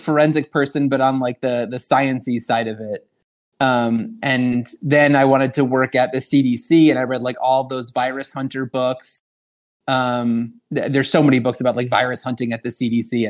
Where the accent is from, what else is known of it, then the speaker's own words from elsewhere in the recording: Long Island, New York, United States; I grew up on Long Island in New York